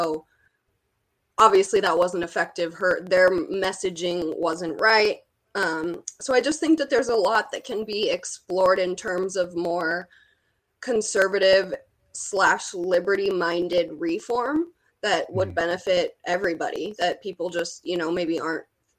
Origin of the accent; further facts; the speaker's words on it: Portland, Oregon, United States; also born or lived in California; I was actually born and raised near Portland in a suburb outside of Portland